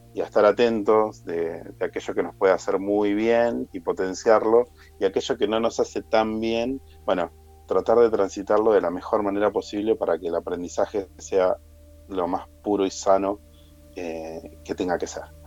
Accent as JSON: {"language": "Spanish", "country": "Argentina", "said": "soy argentino"}